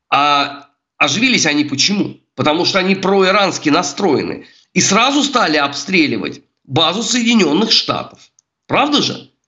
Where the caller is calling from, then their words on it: Saint Petersburg, Russia; Я вам звоню из Санкт-Петербурга, у меня в голове утро.